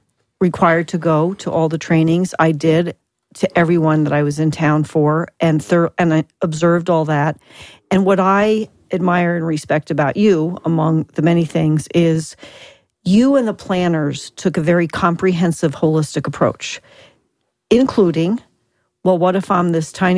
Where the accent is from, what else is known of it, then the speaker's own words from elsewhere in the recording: Southwest, United States; I'm from the Southwest